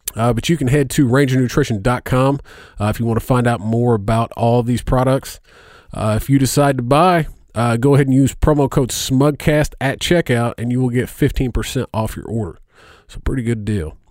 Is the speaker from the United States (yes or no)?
yes; Indiana, United States; I'm from Indiana